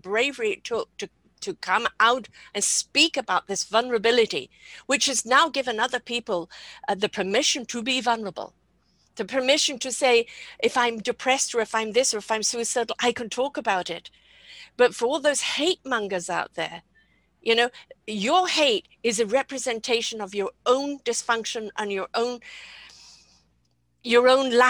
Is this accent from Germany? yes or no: no; United Kingdom; I'm British